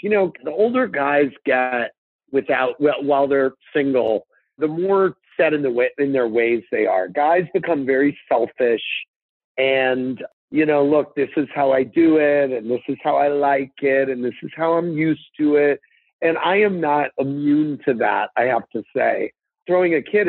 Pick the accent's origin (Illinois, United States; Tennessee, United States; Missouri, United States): Missouri, United States; St. Louis; I grew up in St. Louis with two parents and a sister